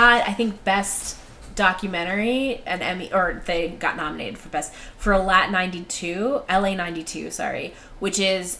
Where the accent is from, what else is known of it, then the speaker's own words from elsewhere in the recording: Cameroon; I knew nothing about these riots because I grew up in Africa in 1982. I think I was in Cameroon